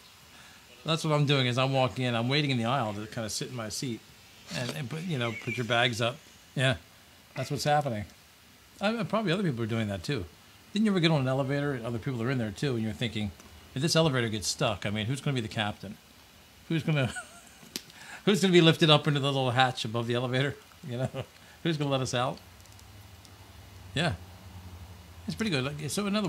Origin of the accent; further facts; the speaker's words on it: Ocean City, New Jersey, United States; my hometown, Ocean City